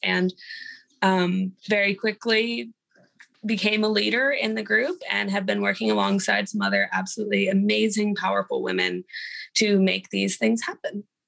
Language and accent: English; Houston, Texas, United States; also born or lived in Austin, Texas; I'm from Austin, Texas, born and raised in Houston